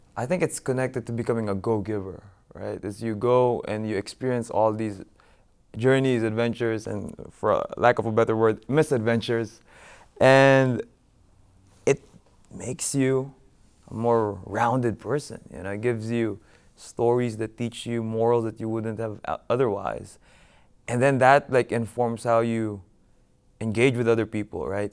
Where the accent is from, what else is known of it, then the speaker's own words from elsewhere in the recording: Philippines; moved away; my hometown of Mandaluyong